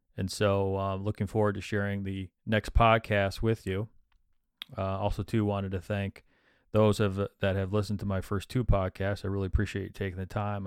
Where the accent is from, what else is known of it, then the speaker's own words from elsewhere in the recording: Midland, Michigan, United States; moved away as an adult; now in New Jersey, United States; I'm from Midland, Michigan